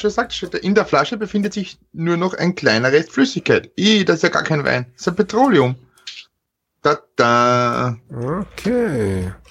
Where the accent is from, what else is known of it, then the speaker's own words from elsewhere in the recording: Burgenland, Austria; ich, ich als, als waschechter Burgenländer, der quasi mit der Weinflasche aufgezogen wurde, darf das vorlesen.